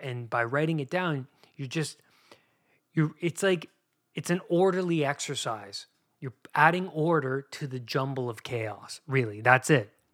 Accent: Canada; I grew up in Canada

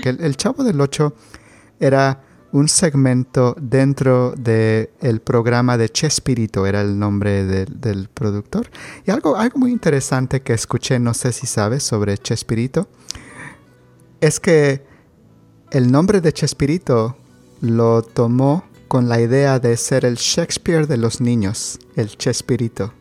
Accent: Mexico; en México tenemos juguetes artesanales

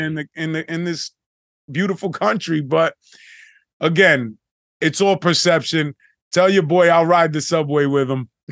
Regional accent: New York City, New York, United States; growing up in the Bronx and in the projects

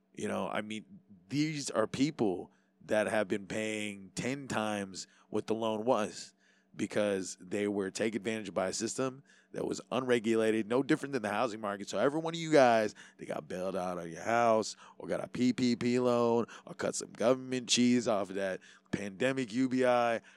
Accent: Hawaii, United States; being Hawaiian

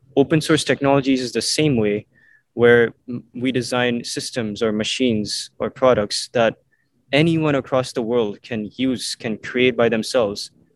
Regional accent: Mumbai, Maharashtra, India; moved away; also born or lived in Vancouver, Canada; I moved to India and um, lived in Mumbai for 10 years. So I grew up, my childhood years were spent in Mumbai

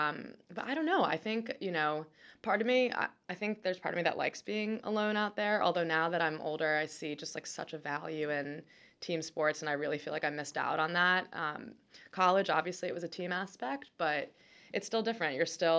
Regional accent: Annapolis, Maryland, United States; And we grew up in Annapolis, and there just weren't a lot of kids who played competitive tennis in Annapolis.

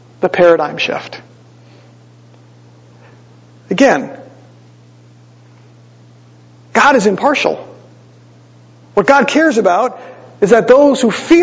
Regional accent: Green Bay, Wisconsin, United States; moved away; I grew up in Green Bay

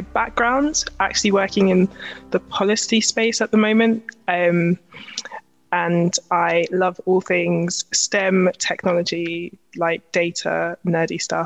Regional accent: London, United Kingdom; accent: Cockney; I'm from East London, but I'm not going to come in with my Cockney slang

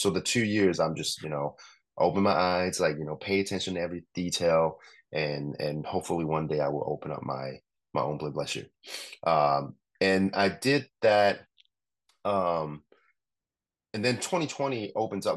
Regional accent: Hong Kong; moved away; I grew up in Hong Kong

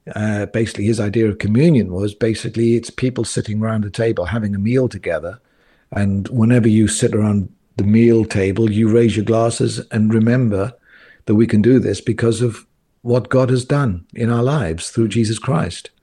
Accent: South Wales, United Kingdom; moved away as an adult; also born or lived in Cobham, Surrey; I grew up in South Wales in a Pentecostal church

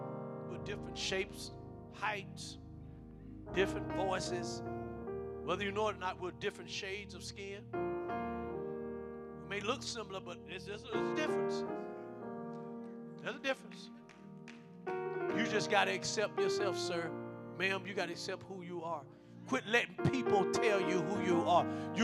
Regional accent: New York, United States; I don't care if you come from New York, and you know I'm from New York, and you know we talk like this

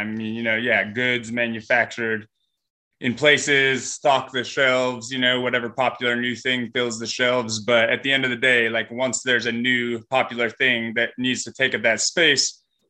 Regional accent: California, United States; Like my partner and I came from Northern California

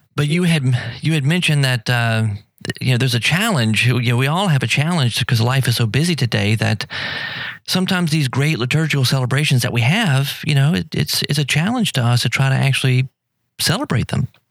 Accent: Louisiana, United States; also born or lived in Tijuana, Mexico; I was from Louisiana

